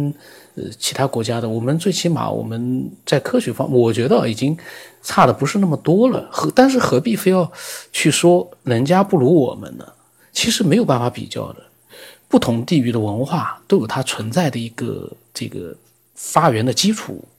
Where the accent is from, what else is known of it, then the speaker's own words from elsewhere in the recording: China; 我们中国人自己也搞不明白啊。